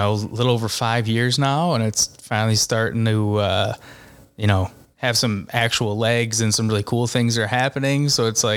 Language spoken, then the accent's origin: English; Park Ridge, Illinois, United States; accent: Chicago; I grew up in Park Ridge, so I went to Main South.